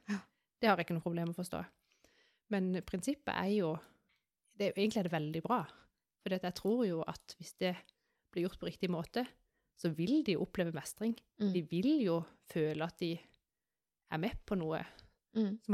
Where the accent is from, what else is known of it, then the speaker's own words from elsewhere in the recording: Sørlandet, Norway; Husker vi er fra Sørlandet